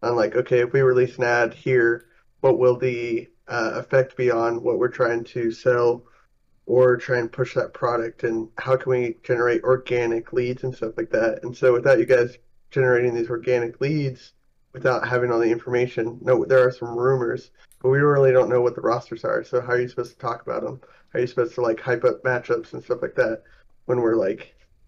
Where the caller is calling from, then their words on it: Atlanta, Georgia, United States; I'm calling from Atlanta.